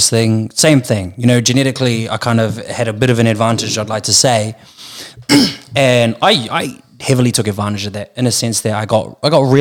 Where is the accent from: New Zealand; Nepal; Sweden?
New Zealand; Porirua, Wellington; moved away as an adult; now in Melbourne, Australia; It was in Porirua. It was in my hometown.